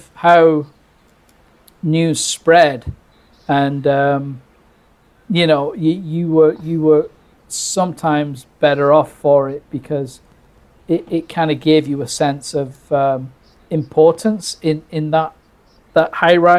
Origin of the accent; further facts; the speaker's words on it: United Kingdom; I grew up in Britain